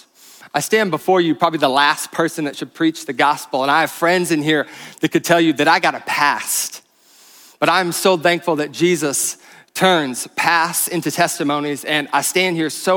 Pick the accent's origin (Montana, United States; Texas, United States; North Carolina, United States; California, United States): Montana, United States; Bozeman; I'm from Bozeman, though. This is my hometown